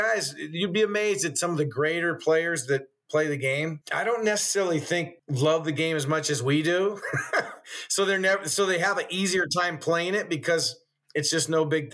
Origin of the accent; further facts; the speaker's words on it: Cupertino, California, United States; also born or lived in San Jose / Moraga; I grew up in the Bay Area in Cupertino and San Jose, basically, as a young kid, then Moraga in high school.